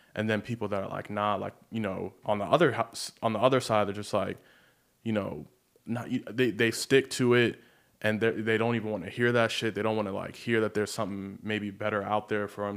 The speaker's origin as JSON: {"language": "English", "town": "Baltimore", "region": "Maryland", "country": "United States", "tie": "born or raised there", "moved": "yes", "lives_now": "Los Angeles, United States", "said": "I grew up in Baltimore, but I grew up, like, right on the county line."}